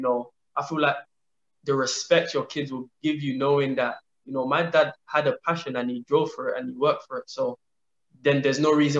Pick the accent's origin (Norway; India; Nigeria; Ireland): Nigeria; And being a Nigerian, you know, we always have so many history of Nigerian players who made big money and today they're in Nigeria broke.